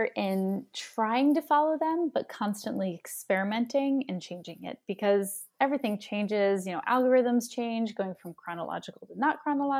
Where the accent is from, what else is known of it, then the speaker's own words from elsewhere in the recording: New Jersey, United States; I am born and raised in New Jersey, and I've worked on my accent.